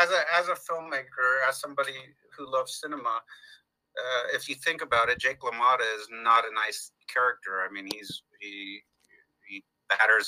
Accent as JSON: {"language": "English", "town": "Ontario", "region": "California", "country": "United States", "tie": "born or raised there", "also_born_or_lived": "Los Angeles", "lives_now": "Glendale, United States", "said": "I was born and raised in Southern California"}